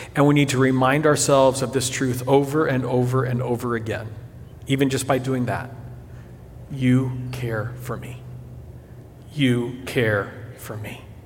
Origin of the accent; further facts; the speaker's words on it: São Paulo, Brazil; moved away; As a kid growing up in Brazil